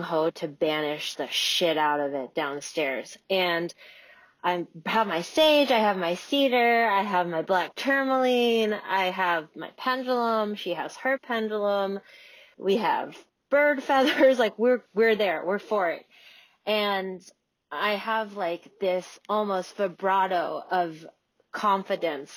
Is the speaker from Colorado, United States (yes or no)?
no; Juneau, Alaska, United States; I'm from Juneau, Alaska, and I own a restaurant called Black Moon Coven